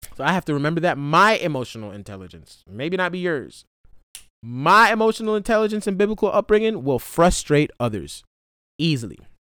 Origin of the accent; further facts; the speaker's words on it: Jamaica; now in Hawaii, United States; in J-, Jamaica